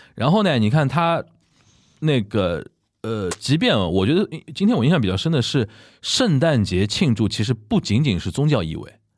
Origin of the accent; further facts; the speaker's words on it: China; 我们中国人过端午节是